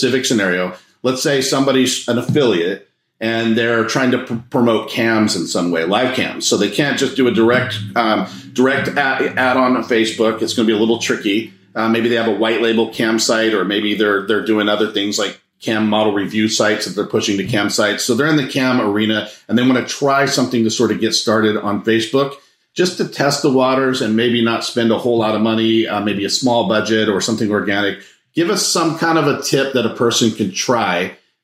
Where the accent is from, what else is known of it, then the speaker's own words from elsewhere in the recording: Monterey, California, United States; I grew up in Monterey, California